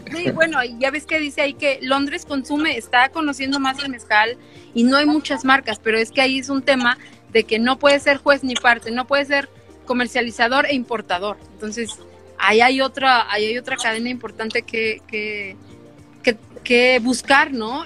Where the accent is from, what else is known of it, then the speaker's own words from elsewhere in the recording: Mexico City, Mexico; soy chilanga